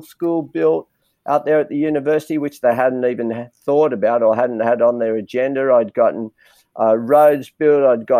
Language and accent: English; Granville, New South Wales, Australia; Even though I grew up in Granville, I go, I'm Australian.